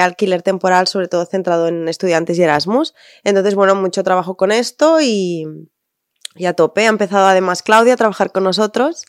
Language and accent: Spanish; Tortosa, Catalonia, Spain